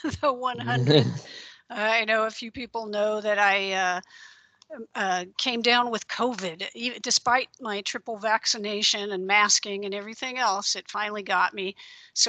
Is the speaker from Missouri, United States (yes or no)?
no; Central Coast region of California, United States; I grew up in the Central Coast region of California